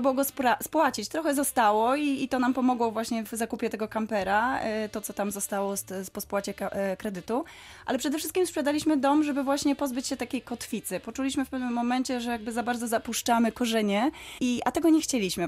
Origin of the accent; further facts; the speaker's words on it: Wrocław, Lower Silesian Voivodeship, Poland; wracaliśmy co chwila do rodzinnego Wrocławia